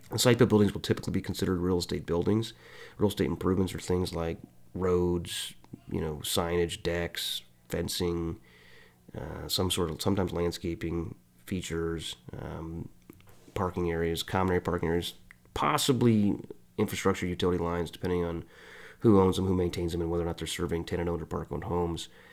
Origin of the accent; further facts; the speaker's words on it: Illinois, United States; moved away as an adult; now in Kansas City, United States; I'm from Illinois